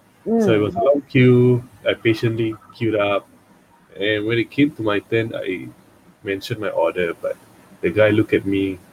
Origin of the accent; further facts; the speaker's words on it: Singapore; growing up as a Indian Muslim, you belong to a minority that's smaller than the Malay Muslim itself.